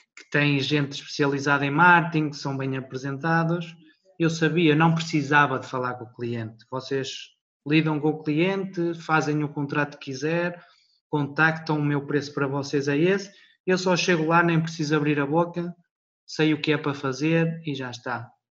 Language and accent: Portuguese; Portugal; moved away as an adult; now in Luxembourg; sou português, mas estou a viver no Luxemburgo